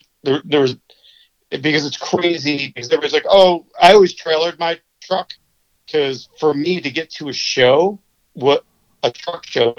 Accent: upstate New York, United States; I'm from New York

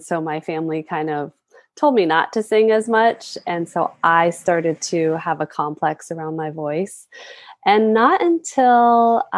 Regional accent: Hawaii, United States; as I've tapped more into my own culture and my roots as a Hawaiian woman

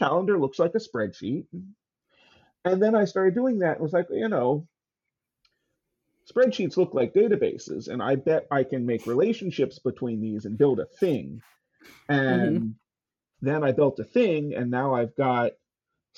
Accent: Baltimore, Maryland, United States; I grew up in Baltimore, where the Walters Art Gallery exists

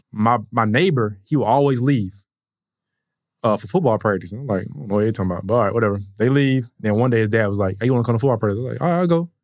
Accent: Atlanta, Georgia, United States; born and raised in Atlanta, um, went to Mays High School

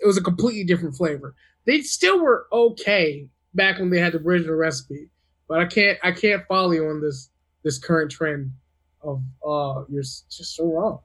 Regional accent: American South, United States; now in California, United States; I'm from the American South, which is really southeast

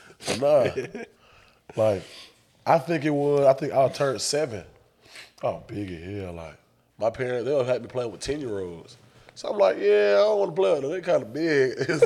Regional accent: Jacksonville, Florida, United States; Jacksonville for me, it's not as good or bad as everybody like me, as most people like have it.

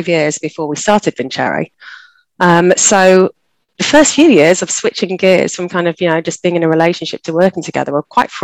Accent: Leeds, Yorkshire and the Humber, United Kingdom; moved away as an adult; also born or lived in Tokyo, Japan; I got hired in Leeds, which is my hometown.

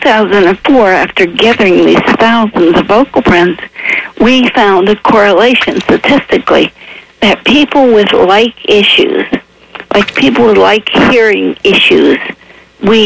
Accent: Appalachia, United States; I was raised in Appalachia with no electricity

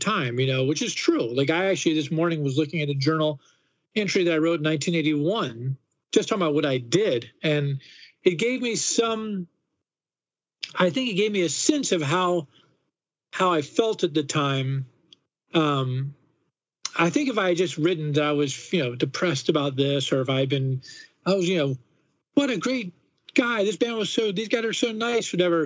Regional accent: Washington, District of Columbia, United States; I never grew up anywhere else.

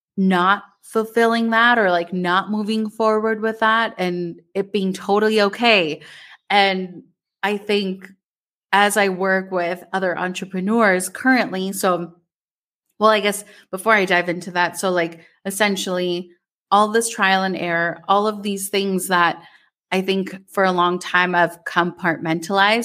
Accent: Minnesota, United States; growing up in Minnesota

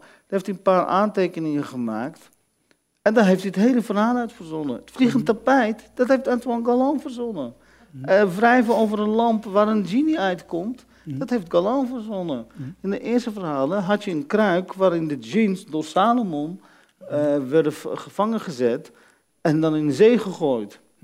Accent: Netherlands; als kind in Nederland

